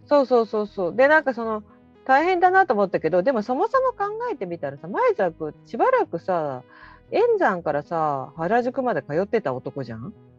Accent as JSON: {"language": "Japanese", "town": "Kobuchizawa", "region": "Yamanashi", "country": "Japan", "tie": "born or raised there", "said": "私もともと小渕沢出身でしょ？"}